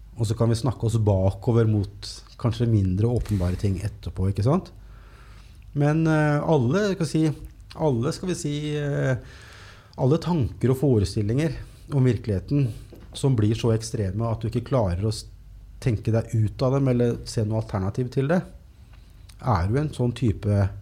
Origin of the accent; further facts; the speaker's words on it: Norway; jeg er født i Norge på 70-tallet